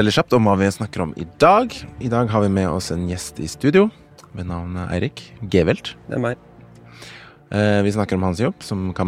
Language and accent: Norwegian; Haugesund, Rogaland, Norway; now in Oslo, Norway; 34 år, fra Haugesund, jobber som rekvisitør.